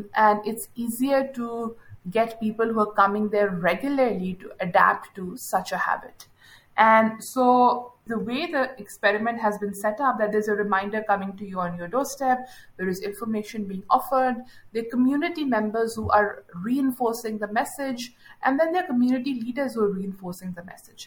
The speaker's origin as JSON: {"language": "English", "country": "Pakistan", "said": "I am from Pakistan"}